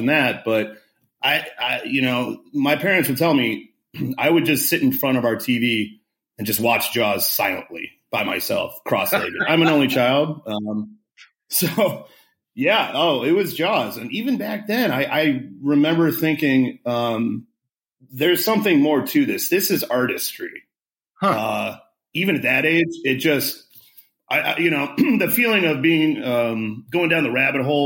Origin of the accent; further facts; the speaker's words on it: Omaha, Nebraska, United States; Growing up in Omaha, Nebraska